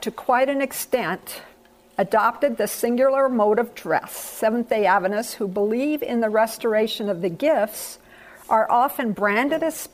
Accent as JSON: {"language": "English", "country": "Thailand", "tie": "born or raised there", "said": "I was born and reared in Thailand. My parents were missionaries in Thailand for 26 years. I didn't live there for 26 years, obviously, but I would, spent my whole childhood in Thailand."}